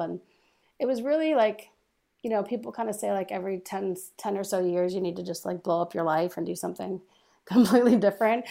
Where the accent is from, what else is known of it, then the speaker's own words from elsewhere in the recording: Dearborn, Michigan, United States; moved away as an adult; also born or lived in North Carolina / Los Angeles; I grew up just outside of Detroit and Dearborn